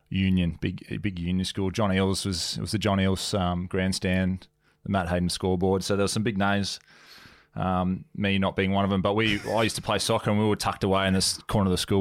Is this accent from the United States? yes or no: no; Gympie, Queensland, Australia; moved away as an adult; also born or lived in Brisbane, Australia; I grew up in um in Gympie, which is a couple of hours north of Brizzy, and then went to boarding school in, in Brisbane